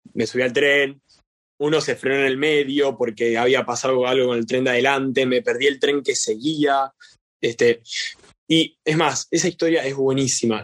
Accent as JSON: {"language": "Spanish", "country": "Argentina", "said": "soy argentino"}